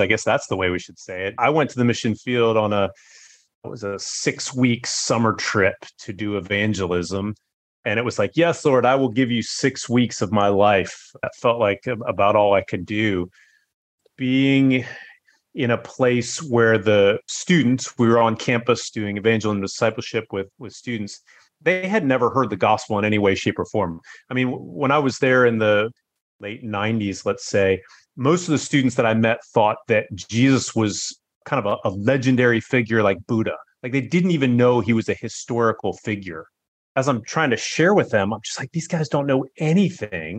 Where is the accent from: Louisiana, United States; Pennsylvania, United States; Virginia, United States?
Virginia, United States; Northern; moved away as an adult; also born or lived in China; now in Singapore; I grew up in Virginia